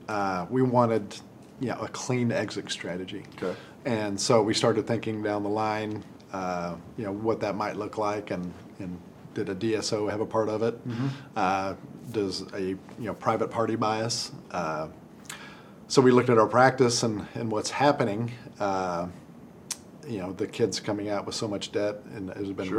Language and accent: English; Amarillo, Texas, United States; also born or lived in Dallas, Texas; I grew up in Amarillo, Texas, and went to Texas A&M.